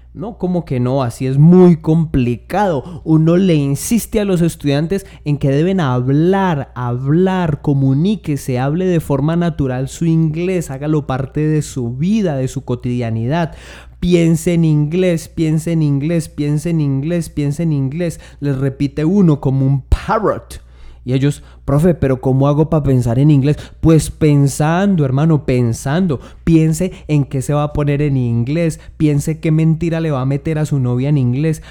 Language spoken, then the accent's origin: Spanish; Tolima, Colombia